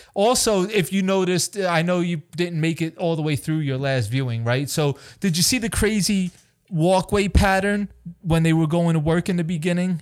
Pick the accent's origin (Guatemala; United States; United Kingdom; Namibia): United States; East Hampton, New York; also born or lived in Florida; we're living in Grandma and Grandpa's house in East Hampton